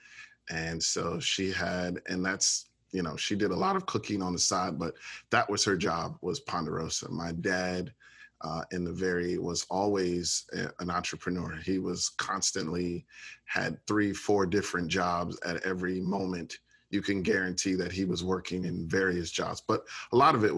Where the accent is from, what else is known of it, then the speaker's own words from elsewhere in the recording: Orlando, Florida, United States; also born or lived in Chicago, Illinois; I was raised in Orlando